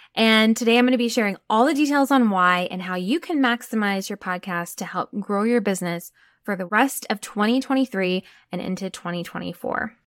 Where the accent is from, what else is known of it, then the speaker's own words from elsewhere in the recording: Texas, United States; I'm from Texas, so I can say y'all